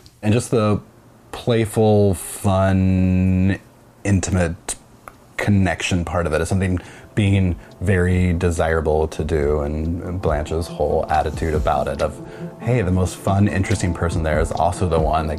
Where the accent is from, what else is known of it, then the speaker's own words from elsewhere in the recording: Kansas, United States; moved away; I am 33 years old, and I am originally from Kansas. I was Catholic